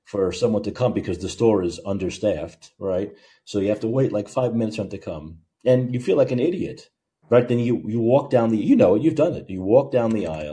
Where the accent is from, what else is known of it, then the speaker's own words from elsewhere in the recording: United States; I'm from America.